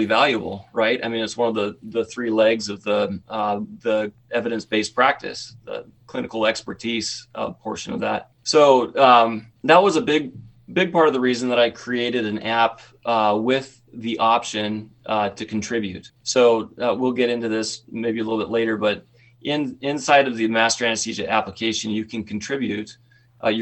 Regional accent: Southeast Idaho, United States; I grew up in Southeast Idaho.

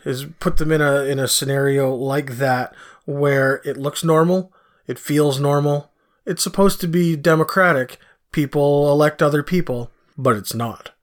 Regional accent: Canada; I'm Canadian

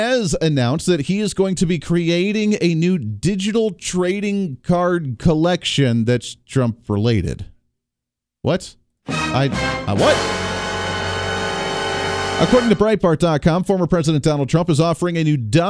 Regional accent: Ohio, United States; Growing up in Ohio

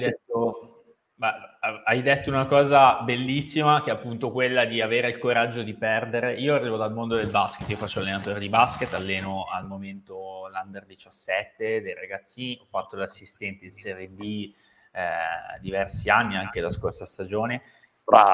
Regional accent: Cerano, Piedmont, Italy; io sono di Cerano, originario

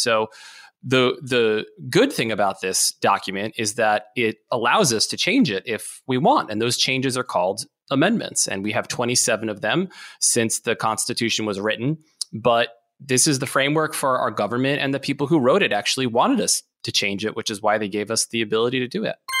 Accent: Maryland, United States; I'm from Maryland

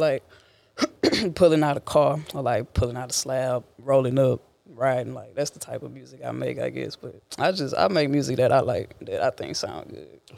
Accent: Port Arthur, Texas, United States; I'm from Port Arthur, Texas

